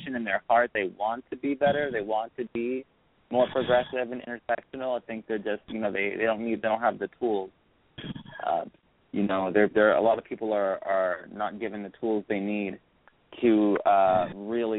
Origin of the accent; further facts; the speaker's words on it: Broken Arrow, Oklahoma, United States; I grew up in a small suburban town called Broken Arrow.